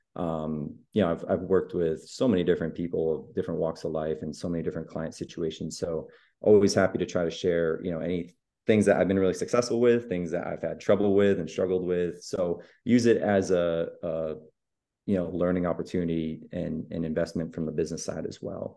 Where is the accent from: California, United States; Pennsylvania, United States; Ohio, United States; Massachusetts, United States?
Massachusetts, United States; moved away as an adult; now in Austin, United States; I am originally from Massachusetts, where I was born and raised, but just moved to much sunnier, much warmer Austin, Texas about eight months ago now